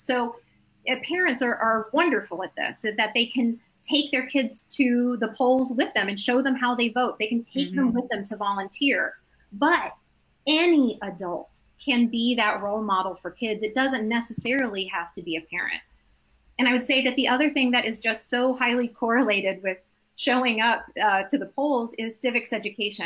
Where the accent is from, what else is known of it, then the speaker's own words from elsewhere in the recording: Evansville, Indiana, United States; now in Nashville, United States; Evansville, Indiana, which is my hometown